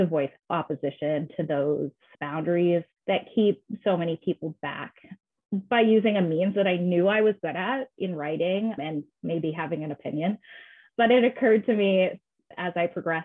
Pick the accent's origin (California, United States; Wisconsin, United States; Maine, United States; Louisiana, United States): Maine, United States; Waterville; I am from Waterville, Maine, which is a town in central